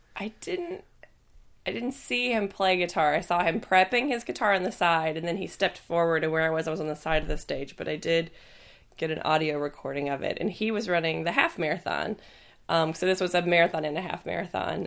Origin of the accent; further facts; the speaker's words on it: the South, United States; moved away; I'm from the South